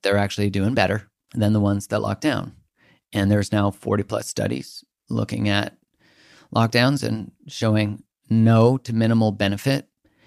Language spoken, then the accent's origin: English; Canada; I'm from Canada